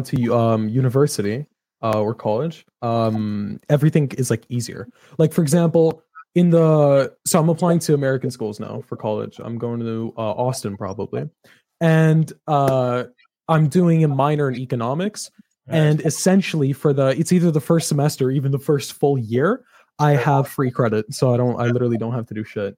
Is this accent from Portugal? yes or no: yes; Portugal; I was born in Portugal, and that is where I currently live, born and raised.